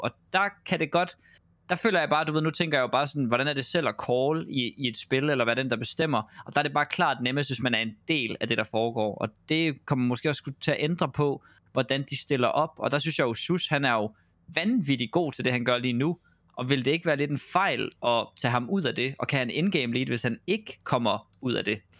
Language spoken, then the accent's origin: Danish; Denmark; som dansker